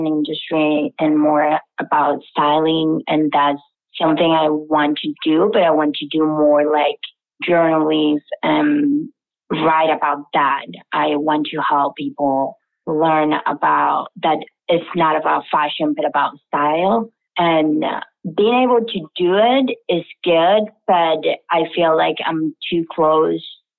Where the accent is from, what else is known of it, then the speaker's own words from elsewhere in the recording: Venezuela; moved away; I'm from Venezuela.